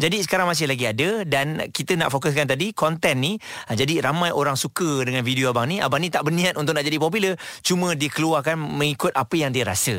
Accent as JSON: {"language": "Malay", "country": "Malaysia", "said": "kita sebagai rakyat Malaysia"}